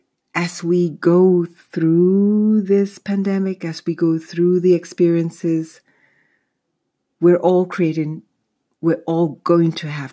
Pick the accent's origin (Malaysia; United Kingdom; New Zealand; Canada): United Kingdom; born there; I'm British born, and most of my family, in fact, the rest of my family lives in London and Nigeria.